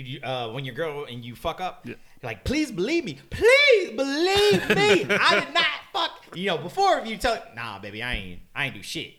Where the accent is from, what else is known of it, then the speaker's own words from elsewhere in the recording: United States; we're American.